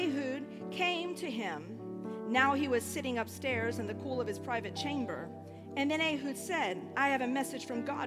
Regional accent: United States; moved away as an adult; now in Coventry, United Kingdom; I'm an American

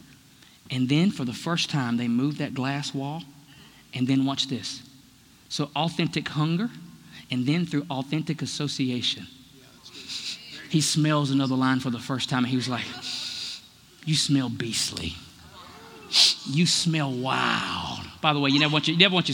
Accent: United States; I'm so American

